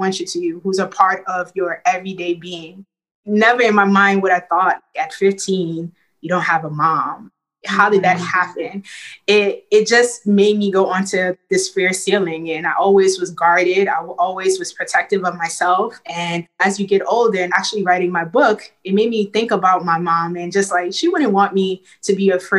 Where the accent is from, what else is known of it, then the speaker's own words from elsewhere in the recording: New York City, New York, United States; Growing up in Brooklyn, it is a melting pot of people from all over the world.